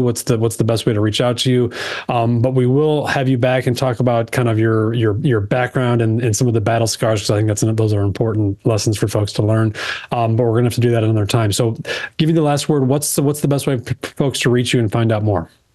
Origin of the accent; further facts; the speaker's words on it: Chicago, Illinois, United States; I'm from Chicago